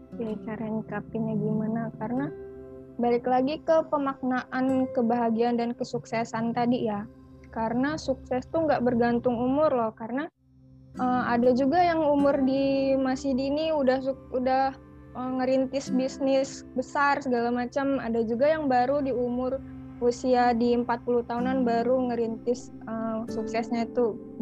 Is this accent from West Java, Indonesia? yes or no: no; Bandar Lampung, Lampung, Indonesia; asal aku dari Lampung, tepatnya di kota Bandar Lampung